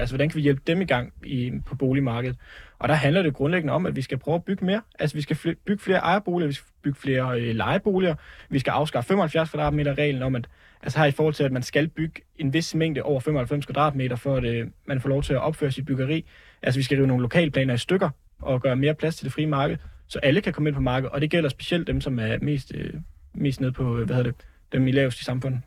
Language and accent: Danish; Jutland, Denmark; moved away; Jeg er selv over fra Jylland af